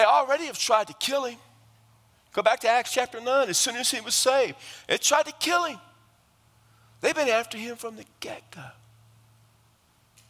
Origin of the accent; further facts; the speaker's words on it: South Texas, United States; I come from South Texas